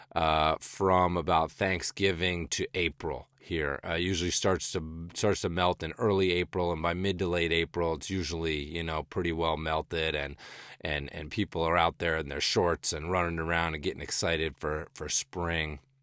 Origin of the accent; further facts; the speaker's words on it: rural western Massachusetts, United States; also born or lived in southern New Hampshire / Los Angeles / Northeast Kingdom, Vermont; now in Vermont, United States; growing up in New England, um, you know, born and raised in rural western Massachusetts, then jumped up to, uh, suburban southern New Hampshire, and then eventually settling in the Northeast Kingdom of Vermont